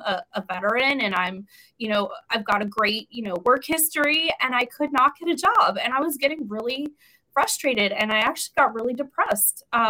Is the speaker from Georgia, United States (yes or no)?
no; New York, United States; moved away as an adult; also born or lived in Florida / Tennessee / South Carolina; now in California, United States; I'm from New York originally.